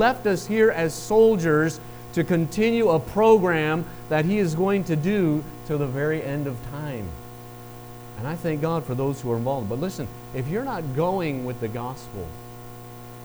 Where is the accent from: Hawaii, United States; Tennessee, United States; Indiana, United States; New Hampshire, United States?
Tennessee, United States; Chattanooga; moved away; I'm from Chattanooga. We still make that distinction. We still have you and y'all